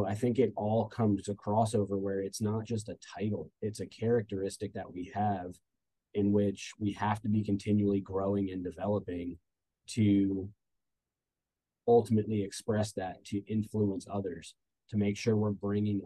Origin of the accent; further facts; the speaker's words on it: New Jersey, United States; moved away as an adult; also born or lived in Orlando, Florida / Georgia; now in Statesboro, United States; I'm originally from New Jersey.